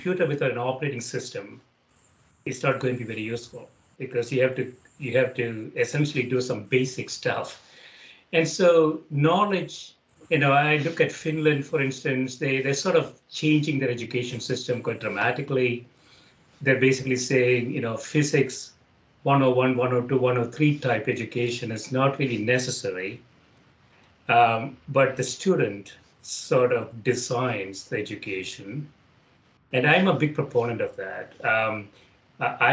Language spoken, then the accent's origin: English; India; now in United States; Where I grew up in India